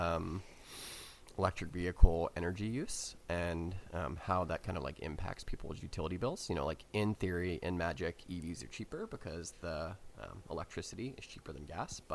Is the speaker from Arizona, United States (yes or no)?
no; New Orleans, Louisiana, United States; moved away; also born or lived in Texas / Mississippi; I'm from New Orleans, spent a lot of time living in like Texas, Mississippi, or places like